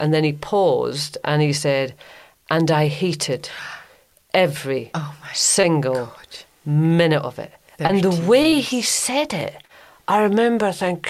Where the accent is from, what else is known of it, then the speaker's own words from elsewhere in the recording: Grangemouth, Scotland, United Kingdom; moved away; I had a really nice time in my hometown of Grangemouth.